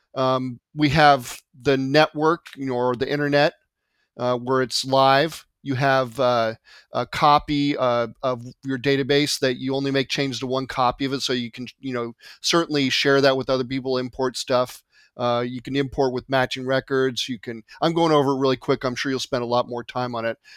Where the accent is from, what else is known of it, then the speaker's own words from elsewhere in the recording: California, United States; also born or lived in Marietta, Georgia; I'm born and raised in California